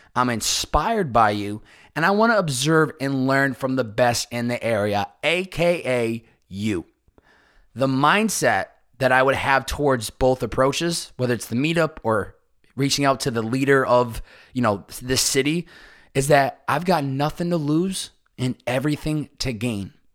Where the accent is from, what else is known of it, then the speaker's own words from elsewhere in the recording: Chicopee, Massachusetts, United States; my hometown of Chicopee, Massachusetts